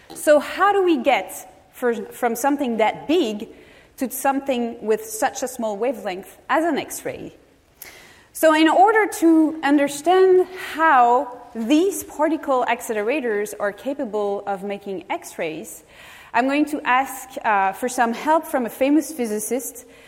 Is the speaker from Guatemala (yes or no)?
no; France; moved away as an adult; now in California, United States; I am originally from France